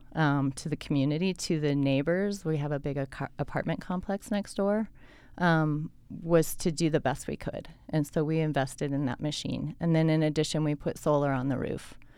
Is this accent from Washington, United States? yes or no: no; Colorado, United States; now in Salt Lake City, United States; I grew up in Colorado in a small town